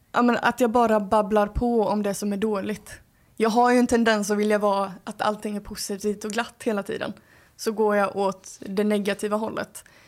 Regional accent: Skåne, Sweden; accent: Scanian; Min skånska som kommer

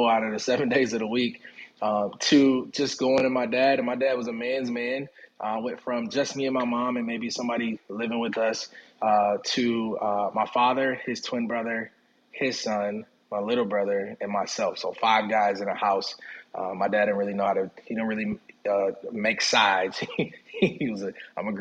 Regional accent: Minneapolis, Minnesota, United States; also born or lived in Jackson, Mississippi; moved up to Minneapolis when I was a baby. And so while I was raised and lived in Minneapolis and in Twin Cities most of my life

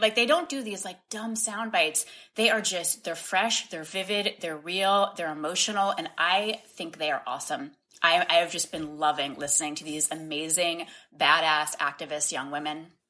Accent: Boston, Massachusetts, United States; now in Washington, D.C., United States; I grew up in Boston

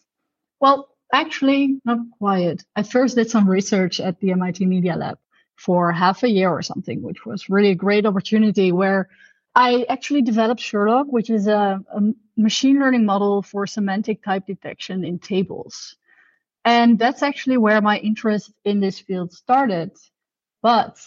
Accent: Netherlands; I'm from the Netherlands, actually, so I'm Dutch.

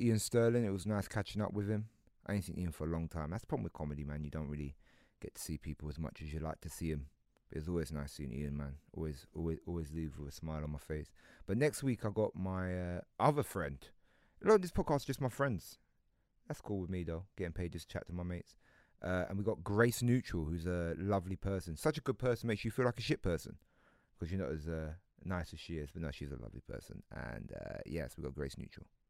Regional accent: United Kingdom; I'm British.

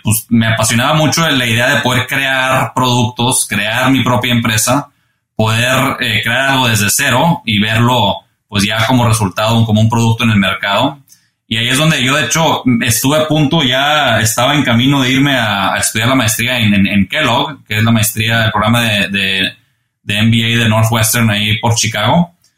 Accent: Monterrey, Nuevo León, Mexico; moved away as an adult; now in United States; me fui de, estudiante eh, de Monterrey a estudiar la carrera acá

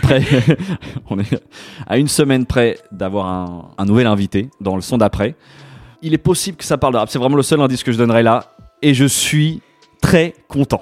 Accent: France; also born or lived in Paris; je suis un petit Français, tu vois, qui vit à Paris

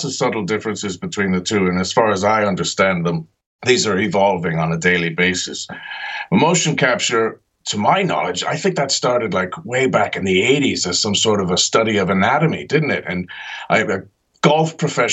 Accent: Ireland; moved away; also born or lived in New Jersey, United States / Britain; I was born in New Jersey, grew up in Ireland, and I trained in Britain.

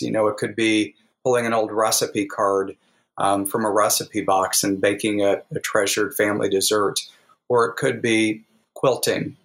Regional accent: the Ozarks, United States; growing up in the Ozarks

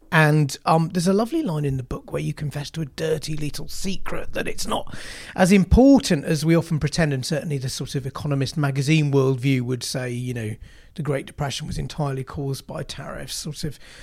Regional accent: Yorkshire and the Humber, United Kingdom; I'm from Yorkshire

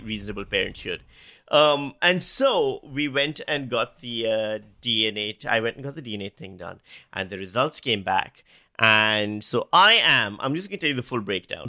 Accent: Pakistan; now in Australia; I'm Pakistani. I was born in Pakistan, I grew up in Pakistan.

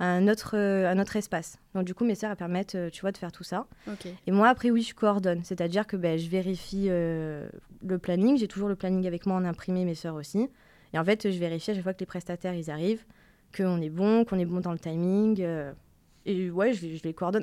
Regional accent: Marseille, Provence-Alpes-Côte d'Azur, France; moved away as an adult; also born or lived in Paris; je viens de Marseille

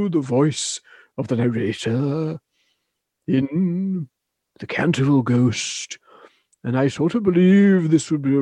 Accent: Yorkshire and the Humber, United Kingdom; accent: Yorkshire; in my natural accent, which is technically Yorkshire, and I probably don't sound it

